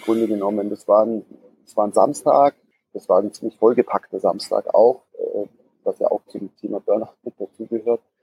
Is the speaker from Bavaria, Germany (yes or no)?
yes; Gröbenzell, Bavaria, Germany; bin im Münchner Westen aufgewachsen, in einem Örtchen namens Gröbenzell